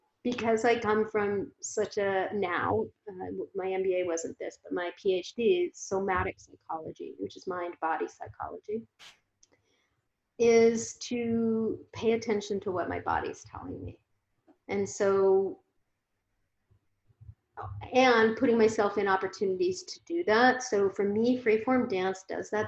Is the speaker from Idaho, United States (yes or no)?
no; Phoenix, Arizona, United States; also born or lived in San Francisco Bay Area, United States; now in San Diego, United States; I grew up in Phoenix